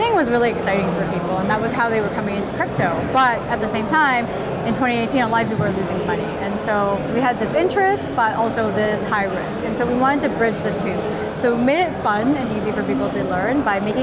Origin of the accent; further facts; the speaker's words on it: Canada; I'm from Canada